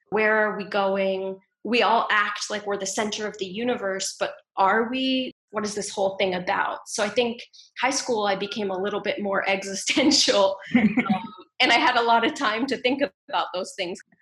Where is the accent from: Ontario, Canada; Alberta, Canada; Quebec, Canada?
Ontario, Canada; also born or lived in Ottawa / Toronto; So I grew up in a small town in Ontario, in Canada